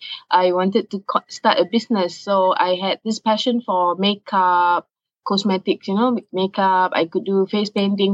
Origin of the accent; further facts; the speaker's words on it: Singapore; I'm from Singapore